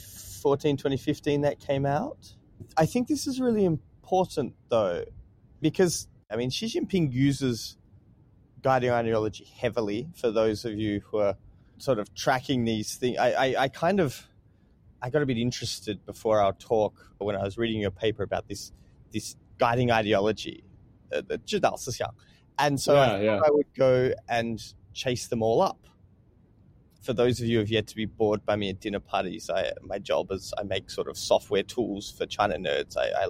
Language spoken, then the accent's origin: English; Australia; this is great because I'm Australian, so listeners who are warning now, I'm just going to check myself out of this